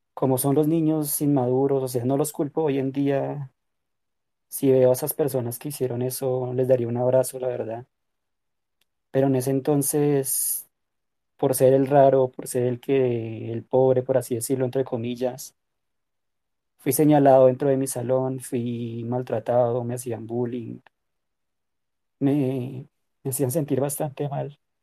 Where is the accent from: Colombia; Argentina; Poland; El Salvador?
Colombia; soy de Colombia